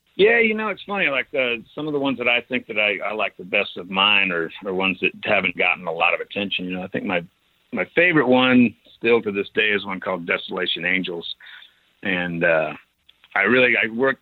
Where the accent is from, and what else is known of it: mountains of Idaho, United States; born or raised there